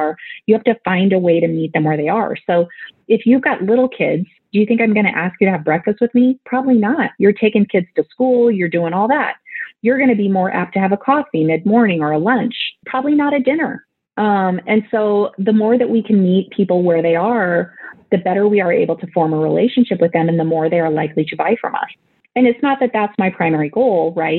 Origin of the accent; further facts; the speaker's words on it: Nebraska, United States; I grew up in Nebraska in a small town, 765 people